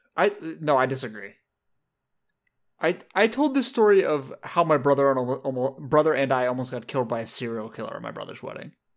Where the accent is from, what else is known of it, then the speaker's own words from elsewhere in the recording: Southern California, United States; I grew up in, in Southern California